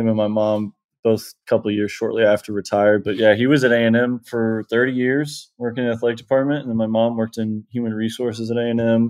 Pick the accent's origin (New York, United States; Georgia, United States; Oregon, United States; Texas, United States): Texas, United States; growing up in Texas